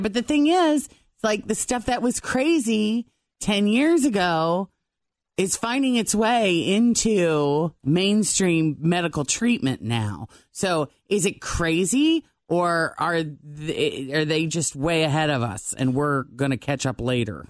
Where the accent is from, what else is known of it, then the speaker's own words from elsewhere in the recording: Illinois, United States; I'm from Illinois, small town, about three hours southwest of Chicago